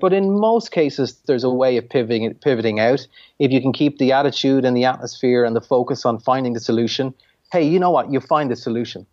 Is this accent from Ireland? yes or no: yes; Ireland; I'm an Irish entrepreneur